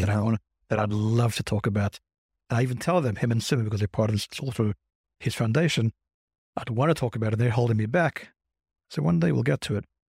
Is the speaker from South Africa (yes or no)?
yes; South Africa; now in Crown Heights, United States; I'm British, no, I'm South African.